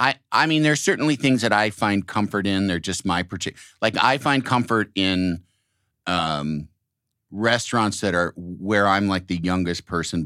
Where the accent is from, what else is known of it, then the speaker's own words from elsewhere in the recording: Illinois, United States; I'm from Illinois.